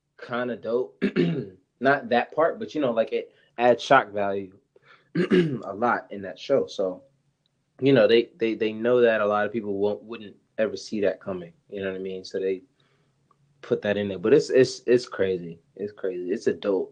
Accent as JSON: {"language": "English", "town": "Spring Valley", "region": "New York", "country": "United States", "tie": "born or raised there", "also_born_or_lived": "Harlem, New York", "said": "I lived there until I was about eight years old, and then I moved up to Spring Valley"}